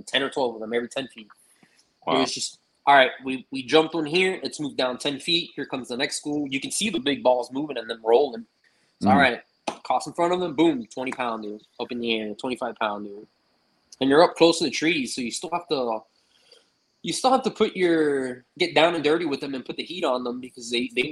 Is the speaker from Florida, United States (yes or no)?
yes; Miami, Florida, United States; born or raised there; also born or lived in California